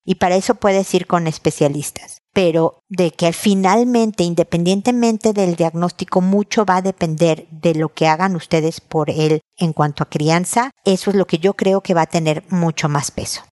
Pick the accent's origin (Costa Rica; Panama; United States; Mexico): Mexico; Mexico City; moved away as an adult; now in Santiago, Chile; como mexicana de Ciudad de México